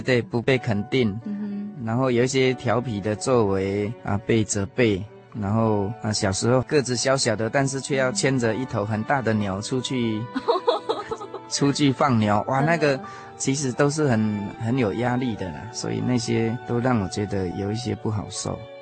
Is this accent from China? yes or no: no; Puli, Nantou County, Taiwan; 我们住在南投县埔里镇，啊，一个很淳朴的乡下。啊，从小，啊，我们都是在这样的一个乡村长大。那我是我家里排行老幺的，所以我上面有一个哥哥，啊，三个姐姐